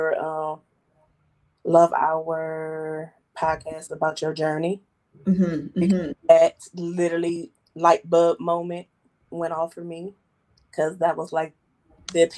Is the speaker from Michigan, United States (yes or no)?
yes; Detroit, Michigan, United States; I am from Detroit, Michigan, born and raised